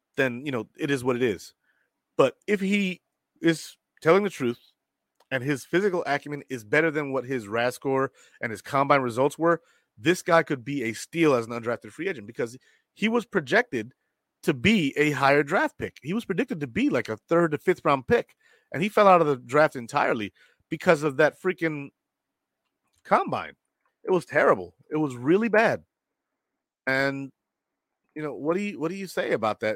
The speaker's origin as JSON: {"language": "English", "town": "Rochester", "region": "New York", "country": "United States", "tie": "born or raised there", "moved": "yes", "said": "I'm from Rochester, but I don't live there"}